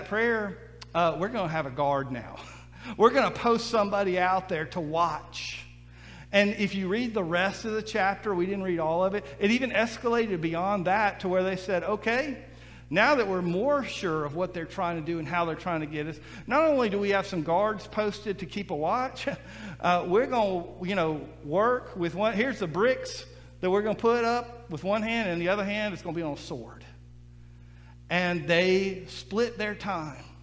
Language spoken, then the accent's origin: English; Mississippi Gulf Coast, United States; I grew up on the Mississippi Gulf Coast and we dealt with hurricanes all the time